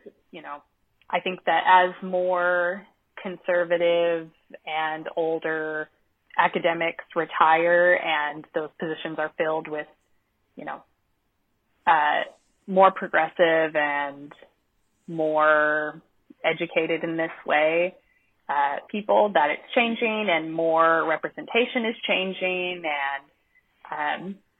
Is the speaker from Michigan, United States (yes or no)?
no; Arkansas, United States; moved away; I'm from Arkansas. Like, I wouldn't move back to Arkansas